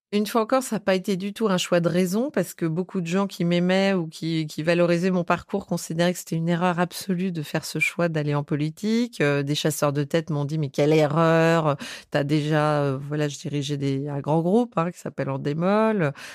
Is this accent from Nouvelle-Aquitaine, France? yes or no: yes; Bordeaux, Nouvelle-Aquitaine, France; moved away; je suis née à Bordeaux